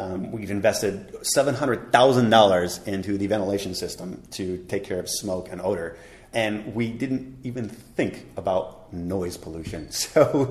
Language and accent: English; United States; moved away as an adult; now in Taipei, Taiwan; being American